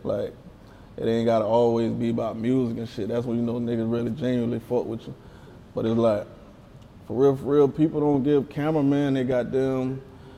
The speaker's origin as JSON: {"language": "English", "area": "near Vance", "region": "South Carolina", "country": "United States", "tie": "born or raised there", "said": "in Vance, South Carolina. That's right next to my hometown"}